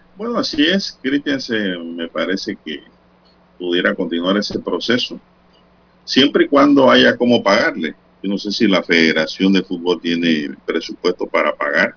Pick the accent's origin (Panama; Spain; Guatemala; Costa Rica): Panama; como panameño